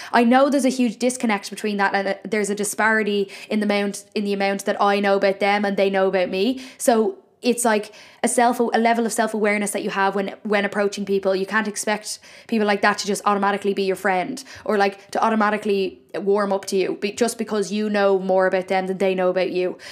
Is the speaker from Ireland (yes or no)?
yes; Ireland; Why am I putting on an Irish accent when I'm Irish